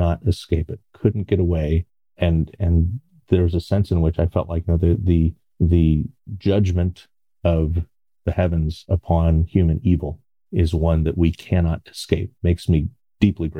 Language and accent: English; Connecticut, United States; now in Baltimore, United States; I grew up in Connecticut